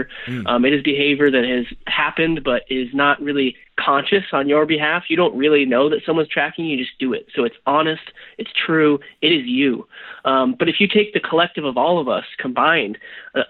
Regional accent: Nebraska, United States; moved away; I'm from Nebraska originally

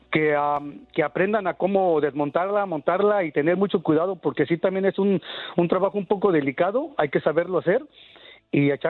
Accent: Mexico City, Mexico; now in Perris, California, United States; ya tengo algunos ah, años aquí en, este, en California. Soy de la Ciudad de México

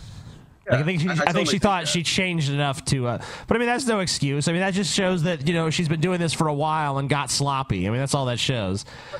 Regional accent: Flint, Michigan, United States; My hometown of Flint, Michigan.

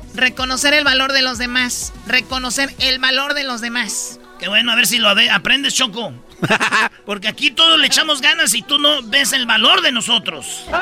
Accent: Jiquilpan, Michoacán, Mexico; moved away; de mi pueblo, de Jiquilpa, Michoacán

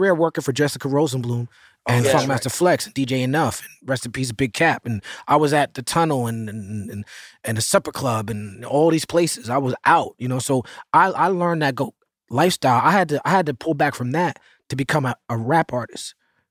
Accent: New York City, New York, United States; I'm from Midtown.

